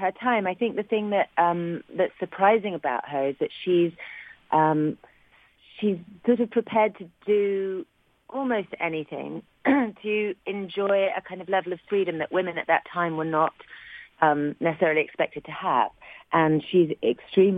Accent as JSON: {"language": "English", "region": "London", "country": "United Kingdom", "said": "I was from West London, England"}